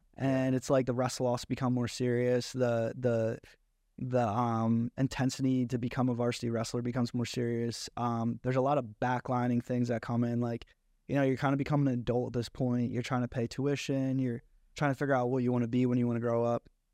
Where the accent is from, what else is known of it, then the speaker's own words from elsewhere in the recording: Egg Harbor Township, New Jersey, United States; moved away as an adult; also born or lived in Galloway, New Jersey / Atlantic City, New Jersey; I was raised in Egg Arbor Township